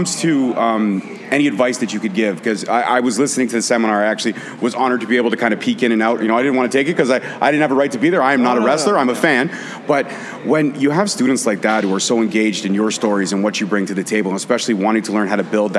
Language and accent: English; Brampton, Ontario, Canada; Now, I live in Brampton. I was born and raised in Brampton.